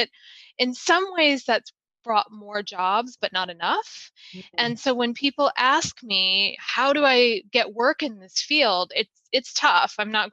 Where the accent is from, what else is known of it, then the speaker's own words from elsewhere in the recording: Michigan, United States; moved away as an adult; I was still in Michigan at this time where I grew up